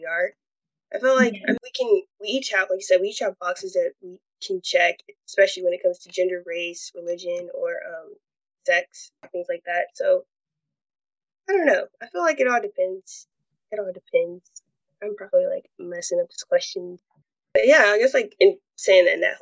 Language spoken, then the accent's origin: English; Charlotte, North Carolina, United States; I was born and raised in Charlotte, and the neighborhood that I live at now is called